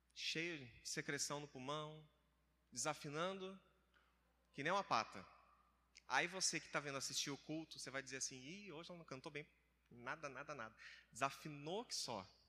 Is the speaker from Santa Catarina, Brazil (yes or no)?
yes; Criciúma, Santa Catarina, Brazil; moved away as an adult; Eu sou de Santa Catarina, é quase do lado do sul, né? Rio Grande do Sul